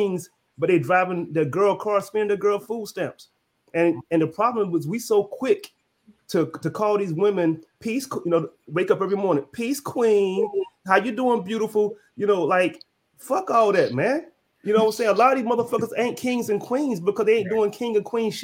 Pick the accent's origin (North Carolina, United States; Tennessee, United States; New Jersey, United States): North Carolina, United States; I'm from North Carolina